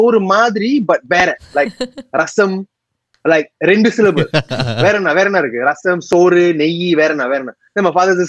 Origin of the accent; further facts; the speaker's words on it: Singapore; I'm a Singaporean boy that speaks Tamil and English.